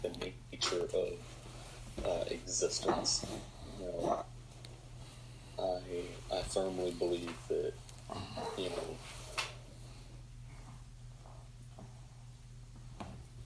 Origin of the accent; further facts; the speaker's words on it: Southwest Georgia, United States; I'm from Southwest Georgia